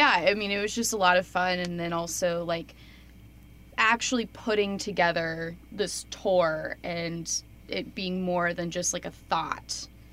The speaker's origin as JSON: {"language": "English", "town": "Charleston", "region": "West Virginia", "country": "United States", "tie": "born or raised there", "also_born_or_lived": "Athens, Ohio", "moved": "as an adult", "said": "So we played Charleston, West Virginia, where I'm from"}